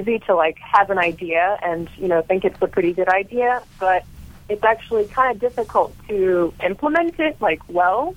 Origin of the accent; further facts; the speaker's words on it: Croatia; now in Philadelphia, United States; I'm originally from Croatia.